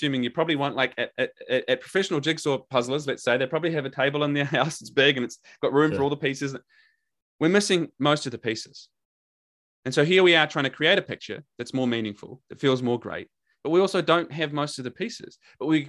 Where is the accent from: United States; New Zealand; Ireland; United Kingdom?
New Zealand; accent: Kiwi; my Kiwi accent